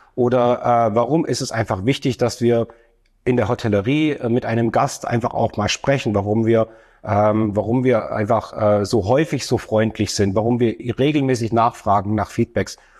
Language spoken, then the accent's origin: German; Stuttgart, Baden-Württemberg, Germany; komme aus der ähm, wunderschönen Stadt Stuttgart